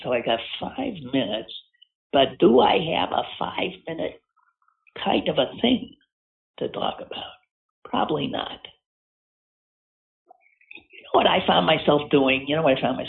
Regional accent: Green Bay, Wisconsin, United States; moved away as an adult; also born or lived in Evanston, Illinois; now in Pittsburgh, United States; I was born and raised in Green Bay to a family that owned season tickets for 70-plus years.

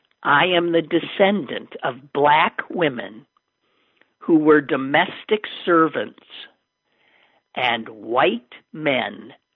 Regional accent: the South, United States; I don't just come from the South. I come from Confederates. I've got rebel gray blue blood coursing my veins.

